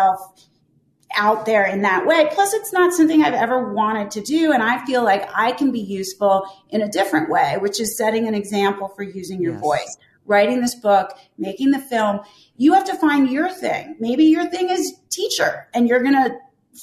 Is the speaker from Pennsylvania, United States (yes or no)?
yes; Pennsylvania, United States; Pennsylvania, which is my home state